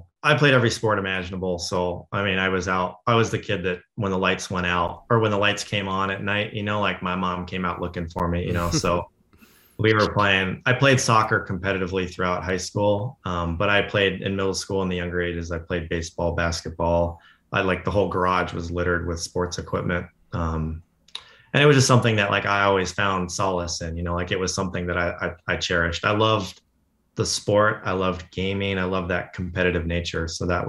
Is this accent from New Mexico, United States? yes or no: no; Denver, Colorado, United States; So, I came from, I grew up mostly outside of Denver, like in the suburbs.